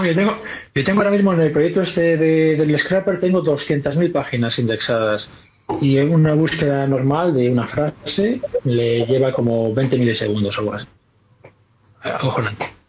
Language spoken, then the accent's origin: Spanish; Galicia, Spain; yo soy gallego